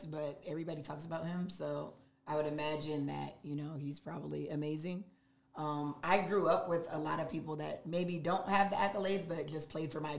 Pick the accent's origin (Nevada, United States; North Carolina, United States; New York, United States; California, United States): Nevada, United States; Las Vegas; I'm from the West